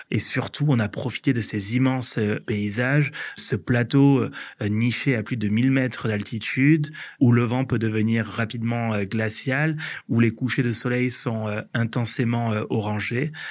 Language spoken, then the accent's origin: French; Occitania, France; Et j'ai décidé du coup de prendre mon sac à dos, de sillonner ma région natale, l'Occitanie, à la recherche de ce choc culturel